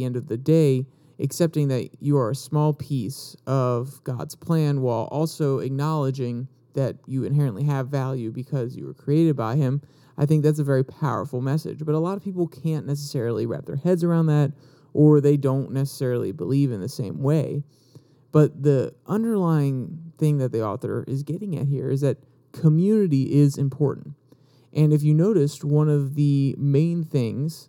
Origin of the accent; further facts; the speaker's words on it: United States; we are all American